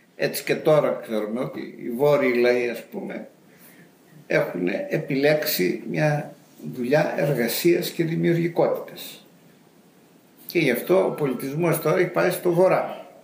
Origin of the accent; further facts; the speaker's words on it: Macedonia, Greece; moved away as an adult; also born or lived in England; στη Μακεδονία που γεννήθηκα εγώ